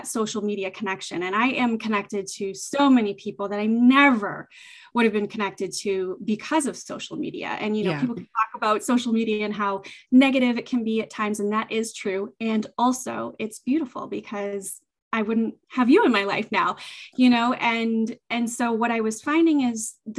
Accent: southeastern Massachusetts, United States; I'm in Massachusetts, southeastern Massachusetts. I was born and raised here, and I have not left.

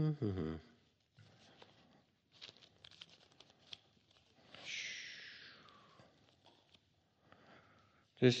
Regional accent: United States; being American

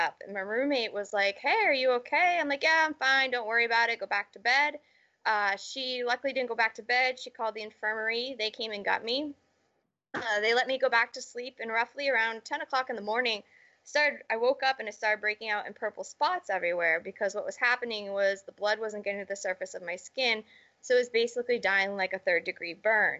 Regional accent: Charlton, Massachusetts, United States; also born or lived in Connecticut; I was born and raised in Massachusetts in a small little town called Charlton, Mass

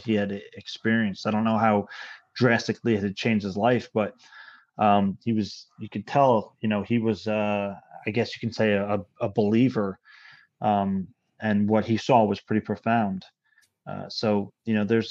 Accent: Hudson Valley, New York, United States; But the Hudson Valley, you know, I guess I'm fortunate enough to grow up that. I grew up in this area

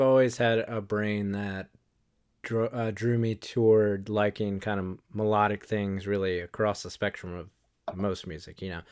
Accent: Wilmington, North Carolina, United States; now in Charlotte, United States; where I live in Charlotte and where I grew up in Wilmington

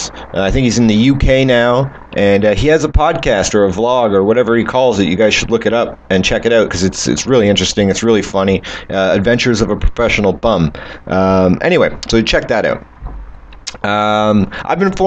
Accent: Canada; I'm from Canada

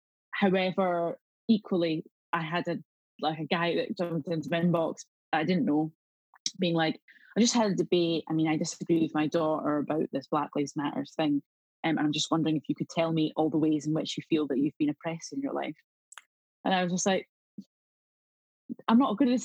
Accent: South Queensferry, Scotland, United Kingdom; accent: Scottish; I grew up in Edinburgh, or just outside of Edinburgh, in a place called South Queens Ferry.

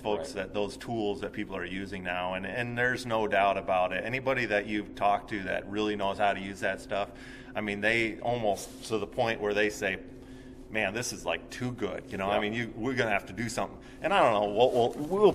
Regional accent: Chicago, Illinois, United States; moved away; I grew up in the Chicagoland area

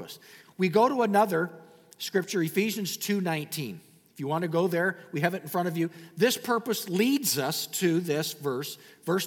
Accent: Canada; I'm a Canadian.

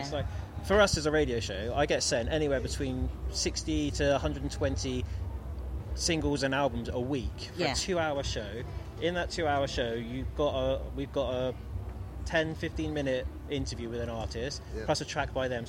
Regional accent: West Country, South West England, United Kingdom

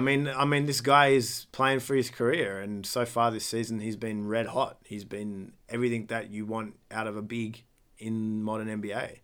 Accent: Australia

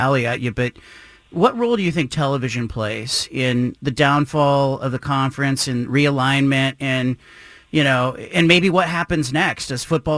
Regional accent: the Pac-12 footprint, the West, United States; I grew up in the Pac-12 footprint

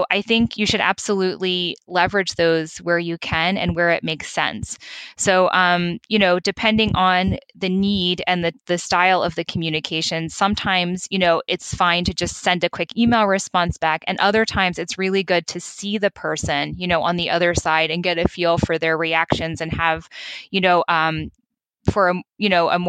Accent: United States; accent: American; moved away as an adult; now in Europe; I'm American, as you may have noticed from my accent

